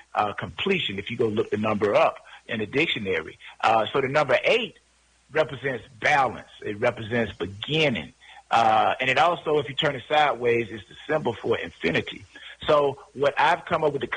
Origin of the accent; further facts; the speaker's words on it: LaGrange, Georgia, United States; also born or lived in Fort Valley, Georgia; I'm from LaGrange, Georgia, Georgia boy, born and raised